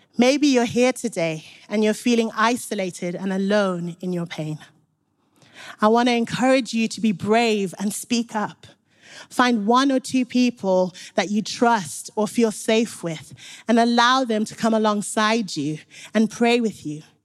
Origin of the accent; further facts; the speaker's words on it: Zimbabwe; now in Nottingham, United Kingdom; I grew up in Zimbabwe. So when I moved to Nottingham